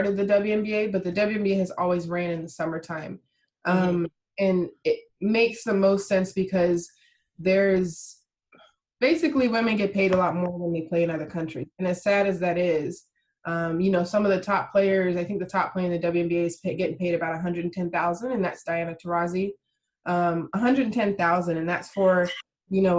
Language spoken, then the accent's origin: English; Las Vegas, Nevada, United States; also born or lived in Texas / Christchurch, New Zealand / Sydney, Australia / Jamaica (ancestry); now in Miami, United States; I grew up in Vegas, went to school in Texas. I'm in Miami now. So, and my family's Jamaican